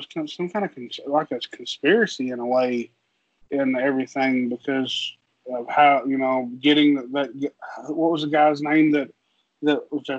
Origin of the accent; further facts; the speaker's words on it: Nashville, Tennessee, United States; we grew up in West Nashville